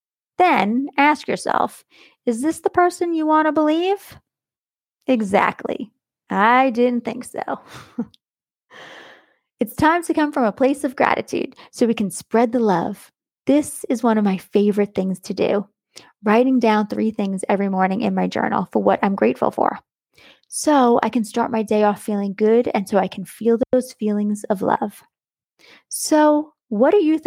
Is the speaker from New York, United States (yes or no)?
yes; New York, United States; now in Florida, United States; Growing up in New York, we had seasons